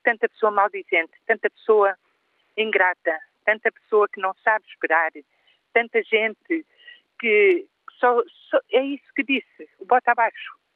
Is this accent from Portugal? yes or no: yes; Portugal; Eu, como portuguesa que sou